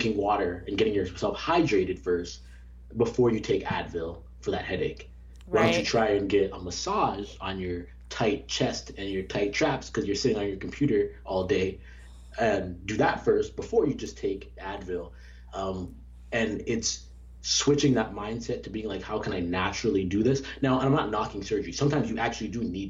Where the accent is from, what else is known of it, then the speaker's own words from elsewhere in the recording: Canada; now in United States; growing up in Canada, switching from the Canadian healthcare system to the American healthcare system